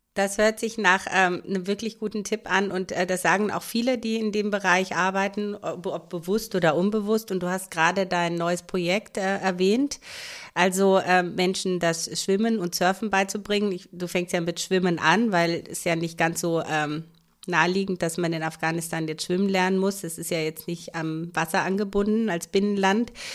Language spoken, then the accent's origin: German; Romania; now in Germany; Ich komme nur aus Rumänien.